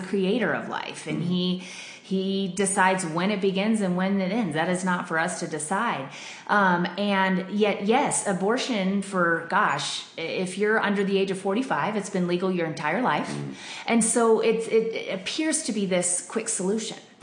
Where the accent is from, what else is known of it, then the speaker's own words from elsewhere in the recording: Denver, Colorado, United States; I grew up in Denver, and I've always loved it here